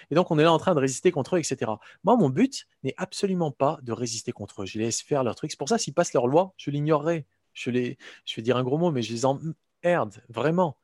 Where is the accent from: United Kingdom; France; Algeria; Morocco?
Morocco; moved away; j'ai grandi au Maroc